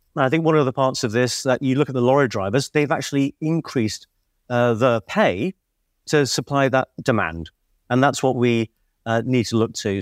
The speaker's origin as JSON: {"language": "English", "town": "Liverpool", "region": "North West England", "country": "United Kingdom", "said": "I'm from Liverpool"}